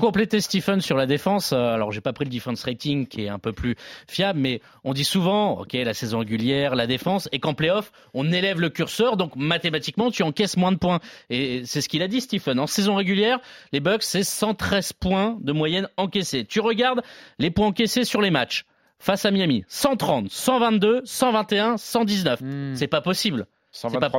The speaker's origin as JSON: {"language": "French", "country": "France", "said": "nous, en tant que Français"}